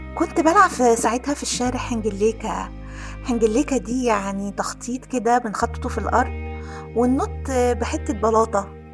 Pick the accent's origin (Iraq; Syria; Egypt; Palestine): Egypt; Aswan, Aswan Governorate; احنا شارعنا الحجيجة على الطراز الفاطمي وزي ما قلت لك قبل كده انا كنا ساكنين في, في قلب مدينة أسوان